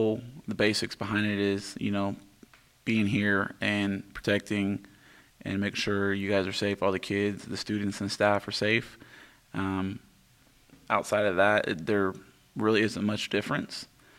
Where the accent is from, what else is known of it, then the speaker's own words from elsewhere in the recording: Wichita, Kansas, United States; also born or lived in Hutchinson, Kansas; the second to youngest kid in my family. I grew up in the Wichita area